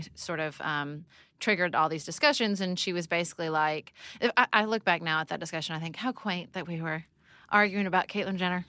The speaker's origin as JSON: {"language": "English", "town": "Paducah", "region": "Kentucky", "country": "United States", "tie": "born or raised there", "also_born_or_lived": "Washington, D.C.", "moved": "as an adult", "said": "I moved back to Paducah, Kentucky, my hometown"}